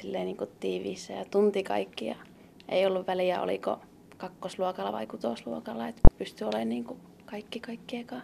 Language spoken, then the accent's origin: Finnish; Mikkeli, South Savo, Finland; mä täällä viihyin jota teki tuntuu, että silloin kun lähti yläasteelle, niin olisi vaan tehnyt mieli vielä jäädä vanhaa kouluun